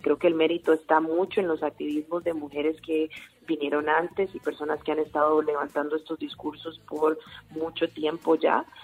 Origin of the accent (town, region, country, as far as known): Costa Rica